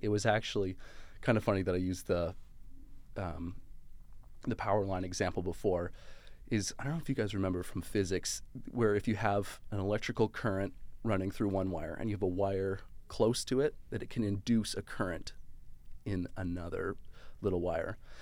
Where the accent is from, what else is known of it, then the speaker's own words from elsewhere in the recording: Calgary, Alberta, Canada; moved away; I'm actually originally from Calgary, Alberta